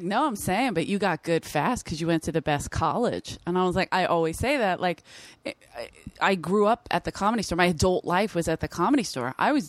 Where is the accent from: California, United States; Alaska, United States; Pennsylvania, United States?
Pennsylvania, United States; Philadelphia; I grew up in South Philly.